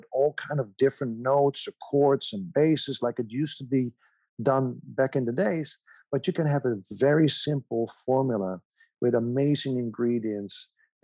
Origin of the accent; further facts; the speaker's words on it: Amsterdam, North Holland, Netherlands; moved away as an adult; also born or lived in Germany; I was, you know, born and raised in Amsterdam